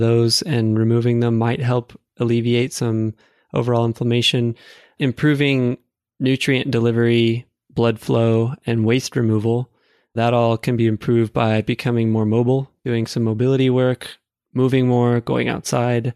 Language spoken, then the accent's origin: English; Houston, Texas, United States; now in North Carolina, United States; I'm from Texas originally. It's quite warm where I'm from, Houston, Texas